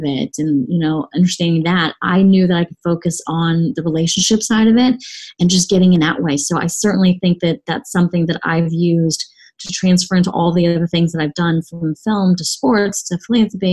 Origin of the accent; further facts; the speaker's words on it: Texas, United States; also born or lived in Saigon, Vietnam; I was growing up in Texas